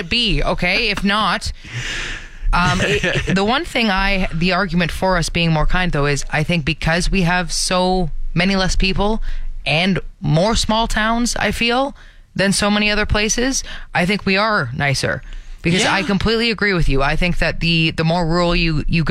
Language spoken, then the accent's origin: English; Canada; being Canadian